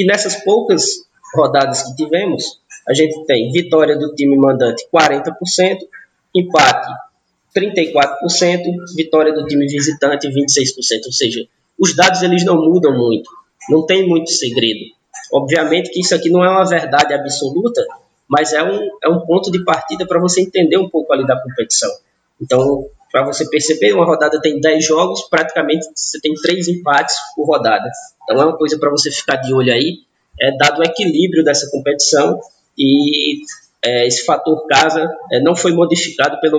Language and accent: Portuguese; Northeast Region, Brazil; Nós que somos nordestinos, né, em geral, as equipes nordestinas fazem uma festa muito bacana dentro dos estádios